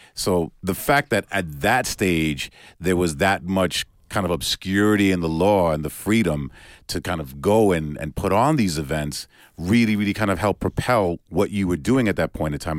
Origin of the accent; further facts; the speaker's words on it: New York, United States; growing up in New York is a very similar thing. You know, back when I was a kid